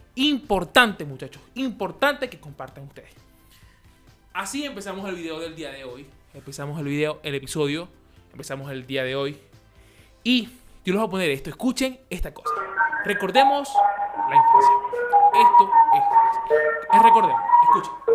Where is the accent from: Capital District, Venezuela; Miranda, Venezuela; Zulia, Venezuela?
Zulia, Venezuela; Maracaibo; moved away; En Maracaibo, en Maracaibo, donde el sol nos ilumina a 40 más 48 grados de, calor, allá nosotros jugábamos en la calle a las 12 del mediodía